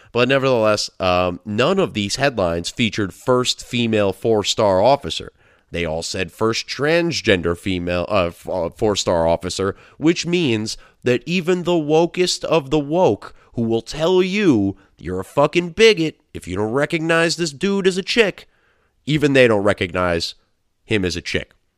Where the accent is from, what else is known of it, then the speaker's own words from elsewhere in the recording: United States; as an American who has some sort of freedom